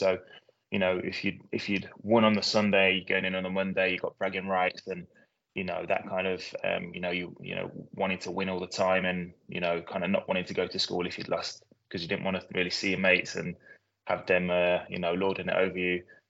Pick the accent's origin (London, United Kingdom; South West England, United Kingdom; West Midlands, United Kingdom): West Midlands, United Kingdom; Rugby; also born or lived in Mzuzu, Malawi; I was actually one when we moved to England. My brother is older, he was 3. Raised in Rugby, which is in Warwickshire, very small town. Closest city is Coventry, and then the next one on is Birmingham.